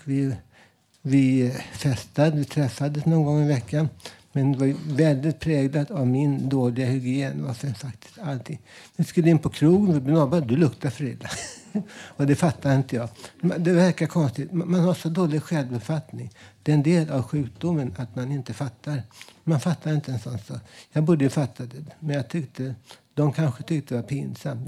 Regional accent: Stockholm, Stockholm County, Sweden; Jag är uppväxt i Vällingby

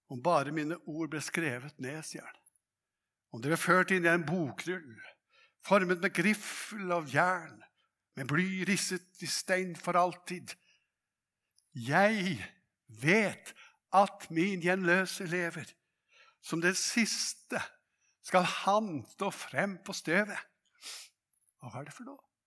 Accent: Hadeland, Innlandet, Norway; på Hadeland der jeg vokste opp

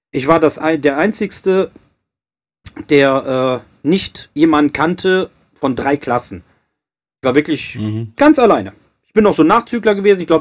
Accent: Cologne, North Rhine-Westphalia, Germany; klar, ich komme aus Köln, paar, äh, schwule Kumpels

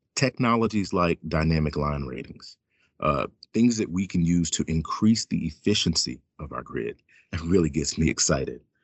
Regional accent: Fairhope, Alabama, United States; now in Washington, D.C., United States; I grew up in a small town outside of Mobile, Alabama, called Fairhope

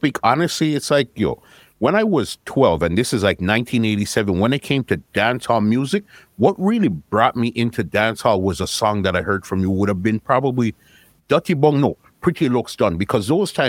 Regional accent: Canada; No, I'm Canadian. My parents are from Guyana.

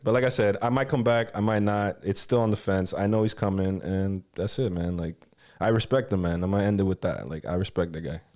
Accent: Miami, Florida, United States; also born or lived in Texas / Los Angeles; I grew up in Kendall, man. Like, Kendall Kid

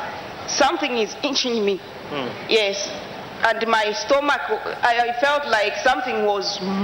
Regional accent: Zambia; I'm from Zambia.

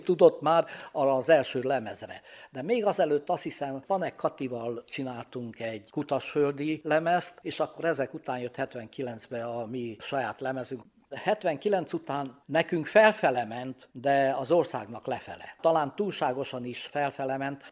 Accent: Transylvania, Romania; moved away; mi szintén Romániából vagyunk

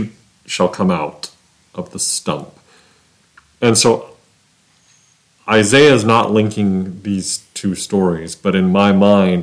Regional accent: Flagstaff, Arizona, United States; now in Nebraska, United States; I grew up in Flagstaff, Arizona

